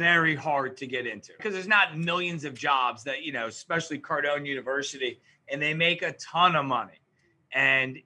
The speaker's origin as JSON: {"language": "English", "region": "New York", "country": "United States", "said": "I am from New York"}